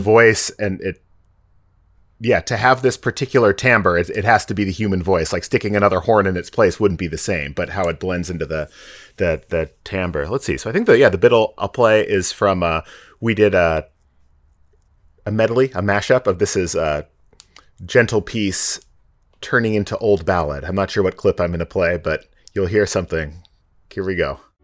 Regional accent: the Northwest, Pacific Northwest, United States; also born or lived in Boston; I grew up in the Northwest, went away to music school

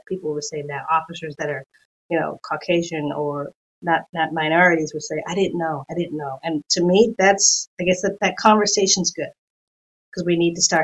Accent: New York City, New York, United States; moved away as an adult; now in San Diego area, United States; growing up in New York

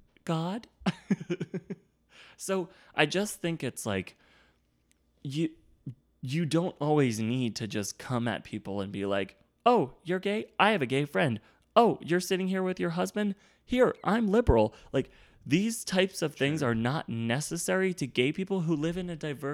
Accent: Virginia, United States; I'm from Virginia and gay people aren't welcome there. And I grew up in this town when it wasn't accepting.

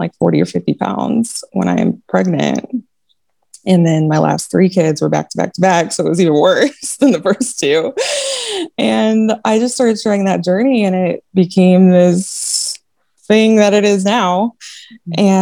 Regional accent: Kansas, United States; moved away as an adult; now in El Paso, United States; We live in El Paso, Texas. I'm from Kansas, and we move every 3 years

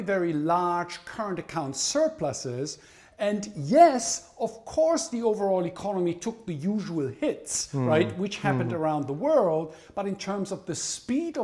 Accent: Germany; moved away as an adult; also born or lived in United States; now in Japan; I'm originally from Germany, educated in the United States, and I have been stuck in Japan since 1985.

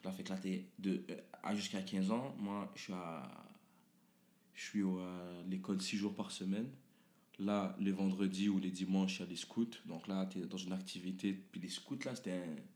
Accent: Quebec, Canada; also born or lived in Lebanon; C'est ça, moi je suis un, québécois de construction.

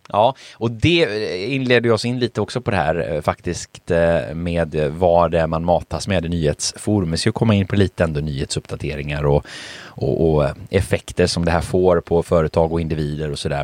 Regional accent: Sweden; Jag är ju född i Sverige, min mamma är ju från Polen.

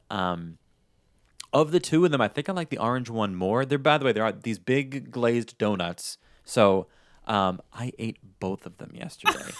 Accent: New York, United States; moved away; I'm originally from New York

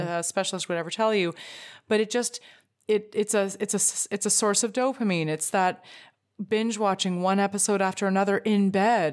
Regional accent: Canada; as a Canadian

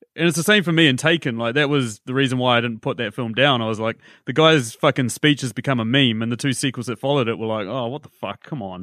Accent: New Zealand; as you can gather by my accent, as we've discussed, I'm from New Zealand

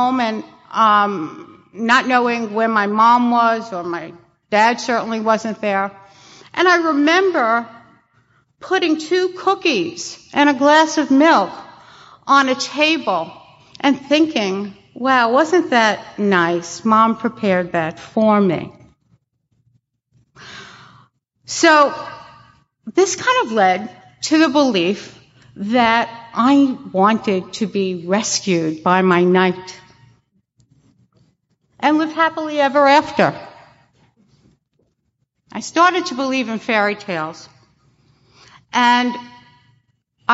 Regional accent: New York City, New York, United States; I grew up in Brooklyn, and it was a row houses, if you will, small homes

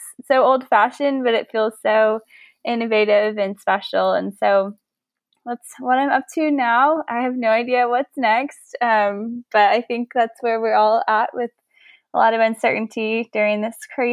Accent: Fort Worth, Texas, United States; moved away as an adult; also born or lived in New York City; I grew up in Fort Worth, and now I'm back here

